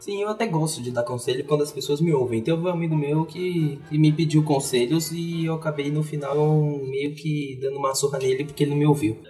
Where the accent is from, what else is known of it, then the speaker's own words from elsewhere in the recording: São Paulo, Brazil; eu sou de São Paulo